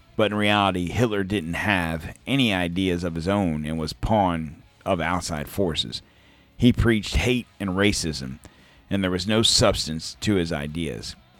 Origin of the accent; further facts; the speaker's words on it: United States; I'm American